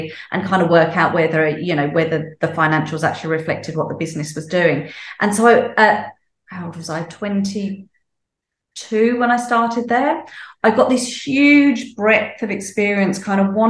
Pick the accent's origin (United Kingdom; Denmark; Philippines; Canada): United Kingdom; moved away as an adult; now in Sydney, Australia; I grew up in the UK, in case people can't tell from my accent.